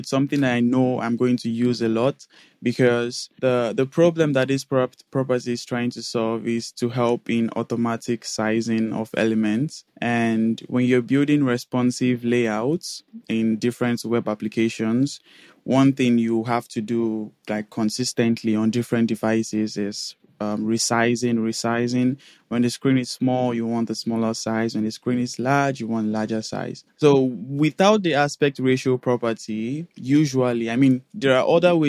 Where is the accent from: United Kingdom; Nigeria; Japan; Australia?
Nigeria; moved away as an adult; now in Netherlands; I am currently located in Netherlands, and I'm from Nigeria originally.